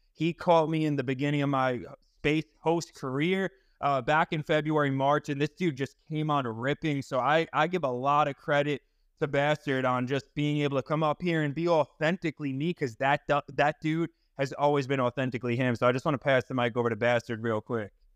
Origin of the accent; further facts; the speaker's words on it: eastern Long Island, New York, United States; now in Clearwater, United States; I was actually born and raised on Long Island. I'm living in Florida now